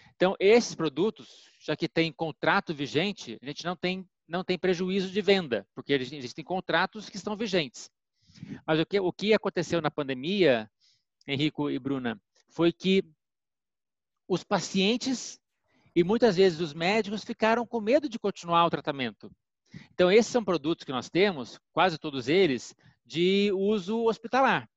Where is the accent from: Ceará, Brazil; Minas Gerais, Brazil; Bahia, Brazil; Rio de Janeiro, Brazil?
Minas Gerais, Brazil; now in São Paulo, Brazil; sou mineiro